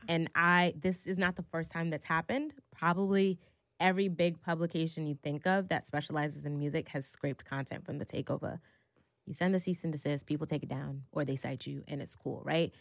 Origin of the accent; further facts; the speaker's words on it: New York City, New York, United States; Growing up in New York City, especially if you were a kid from, like, Brooklyn, Harlem, or the Bronx